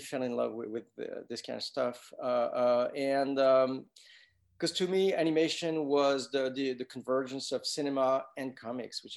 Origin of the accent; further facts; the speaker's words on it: France; moved away; I grew up in France